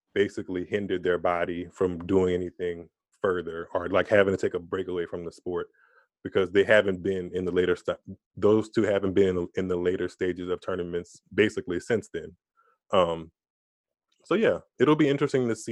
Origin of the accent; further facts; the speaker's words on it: Louisiana, United States; I'm from Louisiana